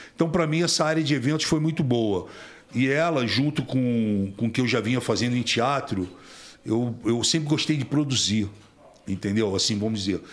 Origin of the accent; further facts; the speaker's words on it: Rio de Janeiro, Brazil; also born or lived in Tijuca / Copacabana / Grajaú; Eu nasci na Tijuca, fui criado em Vila Isabel, Grajaú, Meia. Depois que meus pais se separaram, eu fui criado é, em Vila Isabel e fui criado em Copacabana